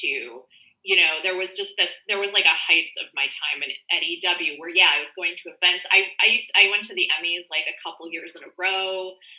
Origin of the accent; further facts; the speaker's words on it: Midwest, United States; I come from the Midwest and I didn't smoke.